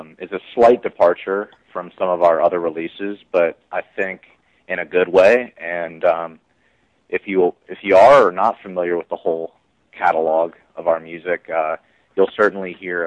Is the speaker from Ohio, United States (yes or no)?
yes; Cincinnati, Ohio, United States; we're all from Cincinnati, Ohio